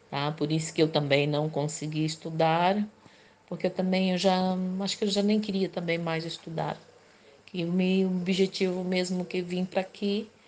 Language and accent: Portuguese; Brazil; now in Portugal; sou natural do Brasil, mas no momento estou vivendo em Portugal há 22 anos.